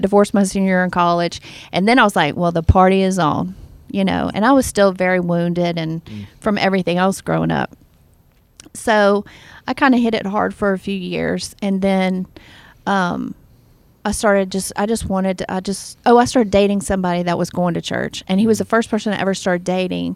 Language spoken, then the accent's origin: English; the South, United States; I was raised in the South